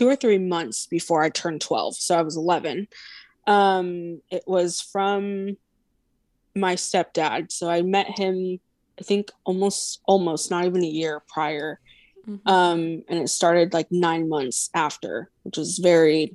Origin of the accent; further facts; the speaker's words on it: Sacramento, California, United States; I'm born and raised in Sacramento